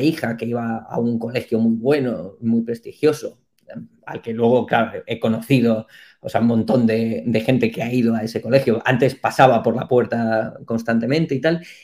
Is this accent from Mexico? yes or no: no; Madrid, Community of Madrid, Spain; moved away as an adult; now in Taiwan; yo nací en Madrid, me crié aquí